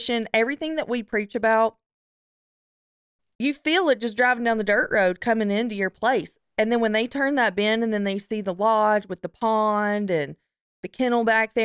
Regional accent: the South, United States; growing up in a hunting family in the South

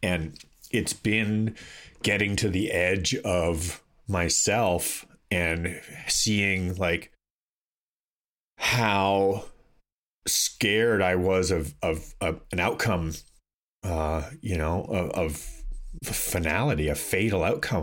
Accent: Toronto, Ontario, Canada; when I grew up in Toronto, I would consider to be a very liberal place

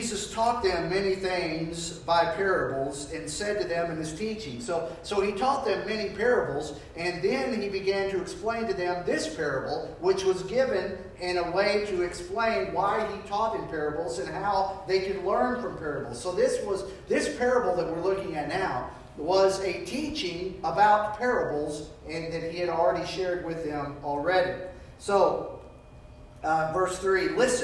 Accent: Arkansas, United States; also born or lived in Michigan; We moved here from Michigan, where we didn't know if there was a rock, to Arkansas

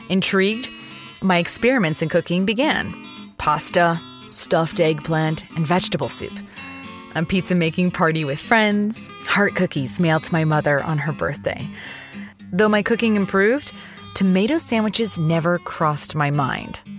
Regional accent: South Carolina, United States; moved away; When I left South Carolina in 2007, I swore I'd never return. I didn't introduce myself as Southerner in any setting. If anything, I was ashamed of my home's reputation.

